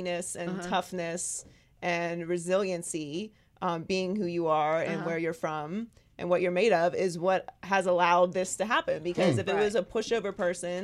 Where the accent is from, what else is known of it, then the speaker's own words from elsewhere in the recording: Pittsburgh, Pennsylvania, United States; I grew up in Pittsburgh